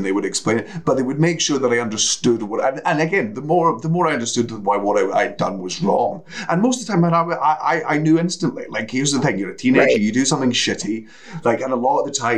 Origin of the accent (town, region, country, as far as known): Coastal Scotland, United Kingdom; born or raised there